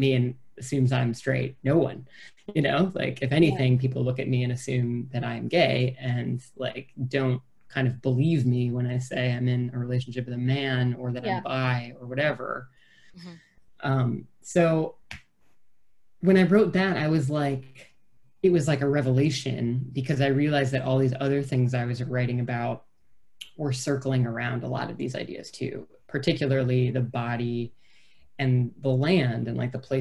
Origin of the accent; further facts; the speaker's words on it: small town near Madison, Wisconsin, United States; moved away as an adult; I lived in my hometown for 18, and then I lived in Madison, which is a great city, but it was only 30 miles away from the town where I grew up